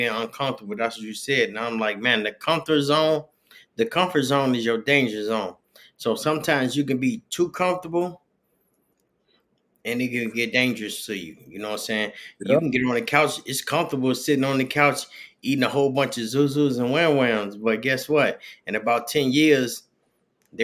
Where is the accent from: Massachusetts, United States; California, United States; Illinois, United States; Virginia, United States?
Illinois, United States; Chicago; moved away; I'm from Chicago, and I thought I was going to stay there forever